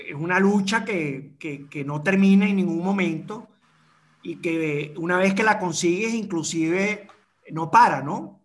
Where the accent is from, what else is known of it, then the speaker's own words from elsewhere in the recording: Caracas, Capital District, Venezuela; now in Madeira, Portugal; estudiar en el San Agustín eh, nosotros en, cuarto grado nos mudamos para Prado del Este